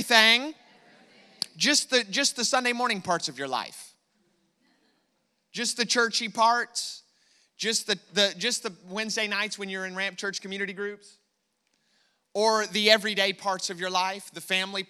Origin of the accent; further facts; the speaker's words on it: United States; I am American